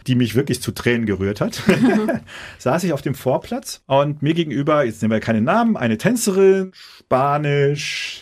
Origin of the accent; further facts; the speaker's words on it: Dortmund, North Rhine-Westphalia, Germany; als Dortmunder